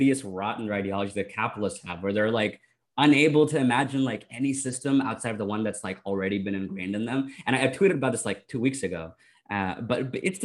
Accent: Canada; I'm Canadian

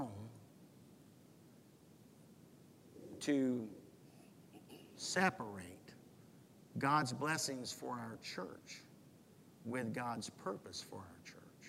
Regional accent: United States; American Christians

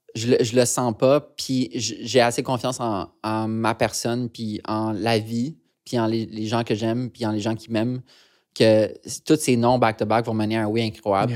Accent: Montreal, Quebec, Canada; on a grandi dans le West Island de Montréal

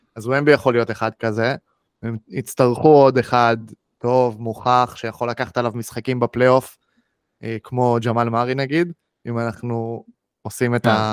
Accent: Israel; בתור ישראלים

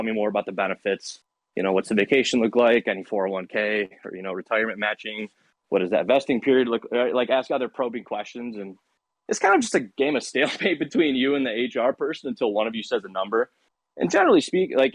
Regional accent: Michigan, United States; moved away as an adult; also born or lived in Seattle; I'm from Michigan

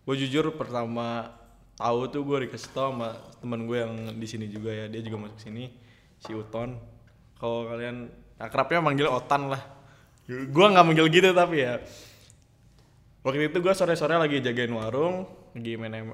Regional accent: Karawang, West Java, Indonesia; born there; gue lahir di Karawang 21 Juli 2002

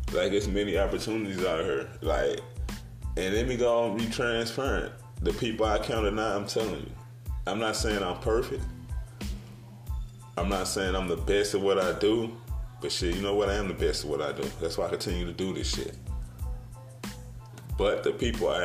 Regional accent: Brooklyn, Illinois, United States; also born or lived in East St. Louis, Illinois / Granite City, Illinois / Indiana; I grew up in Brooklyn, Illinois, East St. Louis, Granite City, the Indiana, the Midwest area

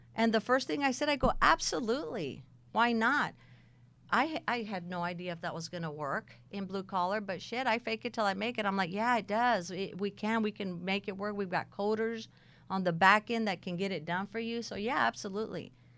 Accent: Texas, United States; also born or lived in San Bernardino, California; we moved to Texas, and probably about the age of fifteen

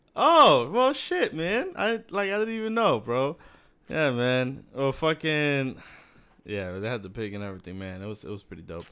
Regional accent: Miami, Florida, United States; also born or lived in Massachusetts; I was born in Miami

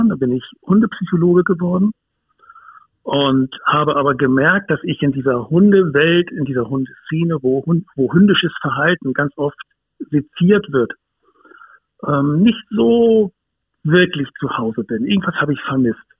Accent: Hamburg, Germany; ich bin aufgewachsen in Hamburg, ähm, im, im östlichen Speckgürtel von Hamburg. Da ist es relativ grün, was viele vielleicht gar nicht wissen oder ahnen.

